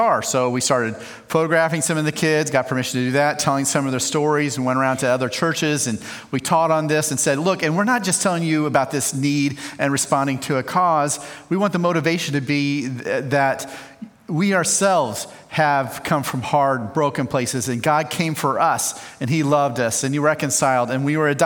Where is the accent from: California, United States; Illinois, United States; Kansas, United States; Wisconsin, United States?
Illinois, United States; central; now in Colorado, United States; I grew up in the Midwest, just a little bit west of you guys in central Illinois. So I'm a Midwesterner